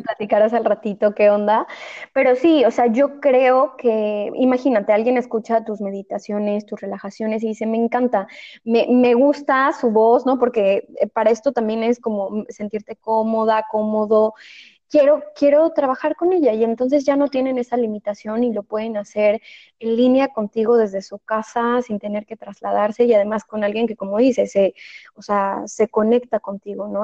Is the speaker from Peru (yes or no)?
no; Mexico; moved away as an adult; now in Spain; yo vivo en España, soy mexicana, pero vivo en España